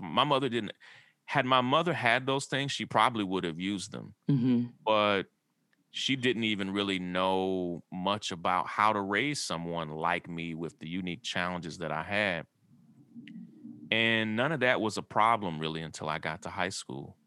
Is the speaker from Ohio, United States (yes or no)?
no; Kentucky, United States; I grew up in a small rural town in Kentucky